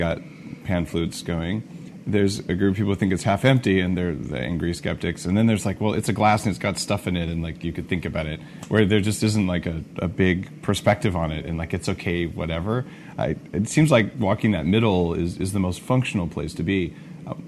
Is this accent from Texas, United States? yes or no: no; Silicon Valley, California, United States; I come from Silicon Valley